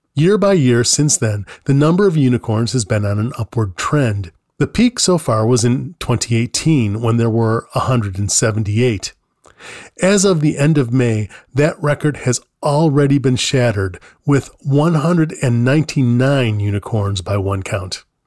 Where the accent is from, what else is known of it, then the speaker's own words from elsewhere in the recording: New York, United States; I grew up in New York State